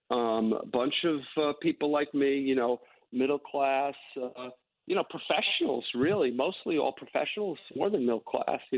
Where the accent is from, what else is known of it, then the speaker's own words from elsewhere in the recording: New York, United States; I had a really um, very upbringing. I grew up